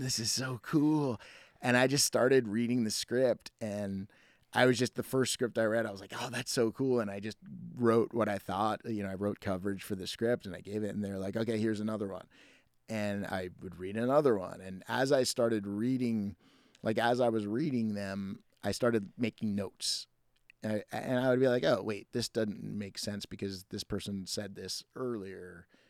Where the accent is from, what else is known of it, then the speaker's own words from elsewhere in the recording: New City, New York, United States; moved away; I was born and raised in Rockland County, New York, in a place called New City, which is the county seat of Rockland County